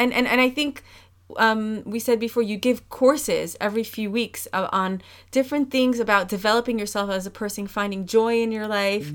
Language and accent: English; New York, United States; moved away as an adult; now in Amsterdam, Netherlands; I'm coming from New York where I grew up in a, in a house probably three times the size of this house